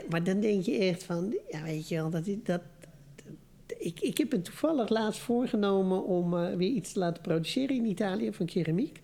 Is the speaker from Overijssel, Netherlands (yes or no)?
no; Amsterdam, North Holland, Netherlands; moved away; ik, ben geboren en getogen Amsterdammer